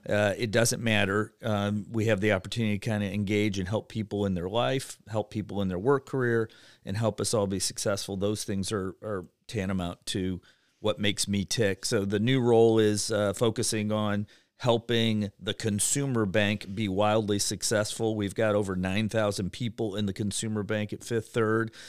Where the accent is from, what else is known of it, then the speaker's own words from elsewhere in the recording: Cleveland, Ohio, United States; moved away as an adult; now in Cincinnati, United States; I grew up in Cleveland, Ohio